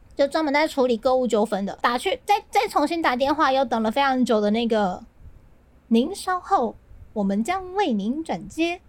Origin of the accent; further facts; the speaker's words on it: southern Taiwan, Taiwan; 我是南部人嘛，我们都会去新爵江或是旧爵江